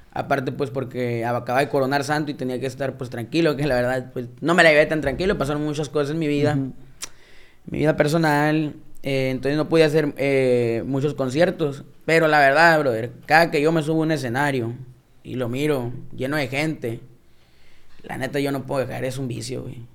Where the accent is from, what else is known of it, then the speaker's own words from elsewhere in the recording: Caborca, Sonora, Mexico; Caborca, que es de donde yo soy